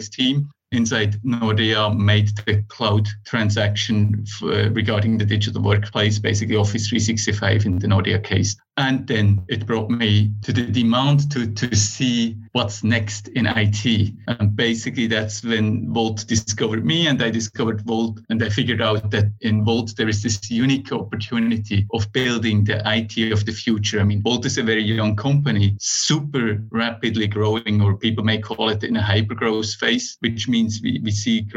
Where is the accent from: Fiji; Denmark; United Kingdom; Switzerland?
Switzerland; moved away as an adult; now in Finland; I am originally from Switzerland, started there as a software developer